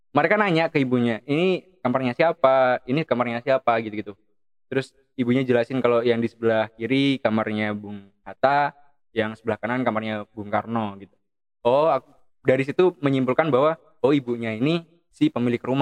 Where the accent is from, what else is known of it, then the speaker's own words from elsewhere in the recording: Java, Indonesia; nah itu kalau di saya orang Jawa kadang-kadang kayak kok oh, ketus banget ya